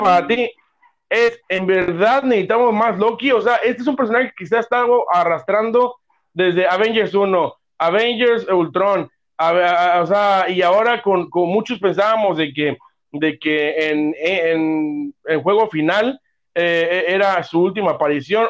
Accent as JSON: {"language": "Spanish", "country": "Mexico", "said": "como buenos mexicanos"}